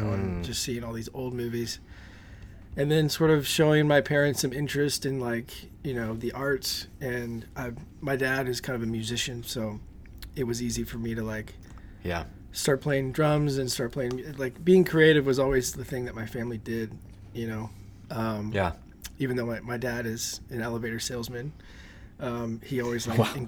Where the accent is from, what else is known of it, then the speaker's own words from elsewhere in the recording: New Orleans, Louisiana, United States; growing up in the South, there's, especially in New Orleans